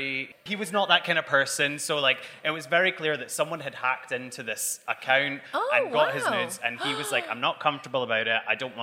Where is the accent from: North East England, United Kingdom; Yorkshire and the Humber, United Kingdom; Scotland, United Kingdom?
Scotland, United Kingdom; now in London, United Kingdom; obviously I'm Scottish